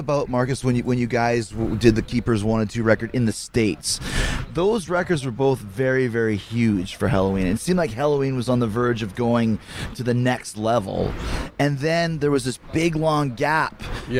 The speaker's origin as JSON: {"language": "English", "country": "Canada", "said": "I'm from Canada"}